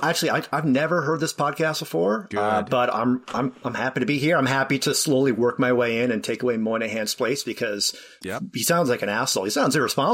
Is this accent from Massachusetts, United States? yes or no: yes; Boston, Massachusetts, United States; moved away as an adult; now in Canada; I'm from your Boston originally. I came up to Canada for grad school and stuck around because I met a Canadian woman and we have a Canadian baby.